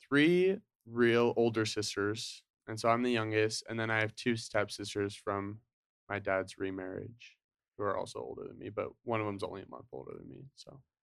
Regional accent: Draper, Utah, United States; also born or lived in Salt Lake City, Utah; I grew up in Utah. So, I was born in Salt Lake. um, my family moved from Salt Lake to Draper when I was, like, five or six

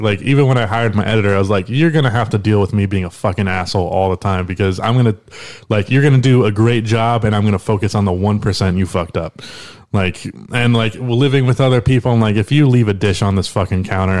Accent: South Carolina, United States; I grew up in South Carolina

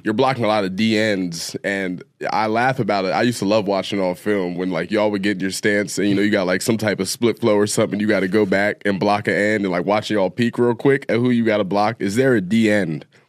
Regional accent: Ohio, United States; I'm from Ohio

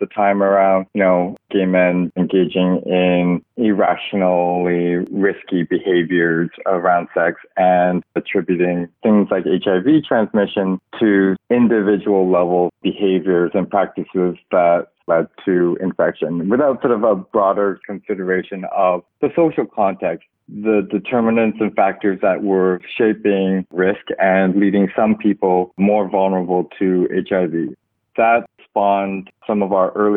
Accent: Burnaby, British Columbia, Canada; now in Toronto, Canada; I was born in Canada into a religious family and also quite conservative too. I grew up in Burnaby, just outside of Vancouver

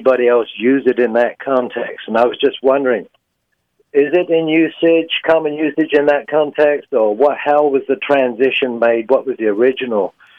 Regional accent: England, United Kingdom; also born or lived in Midlands, England; now in Fort Worth, United States; I'm English

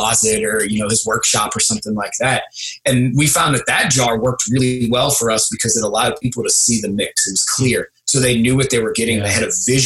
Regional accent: St. Bernard, Louisiana, United States; my hometown of St. Bernard, Louisiana

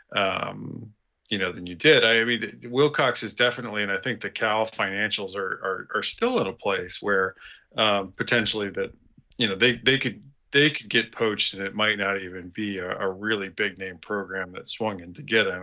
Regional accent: Wyoming, United States; I'm from Wyoming

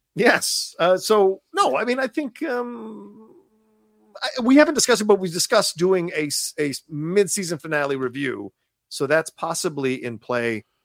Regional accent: Virginia, United States; moved away as an adult; I grew up in Virginia twenty-six years

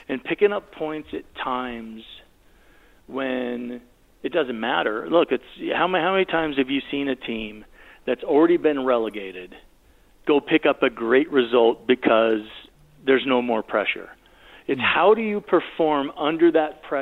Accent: United States; I'm American.

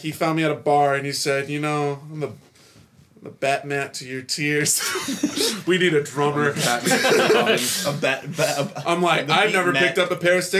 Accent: Chicagoland area, Illinois, United States; moved away as an adult; now in Nashville, United States; So I'm from the Chicagoland area.

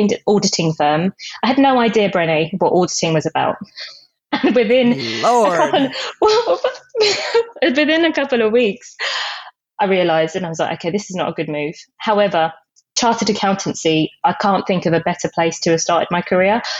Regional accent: United Kingdom; also born or lived in Jamaica; I came to the UK when I was 3

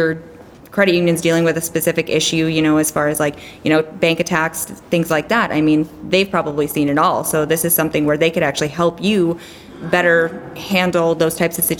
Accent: Wisconsin, United States; now in Fairbanks, United States; I grew up in Wisconsin

